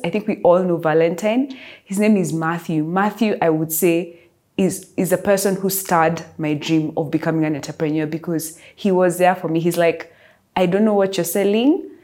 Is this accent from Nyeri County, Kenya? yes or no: no; Nairobi, Kenya; I am from Nairobi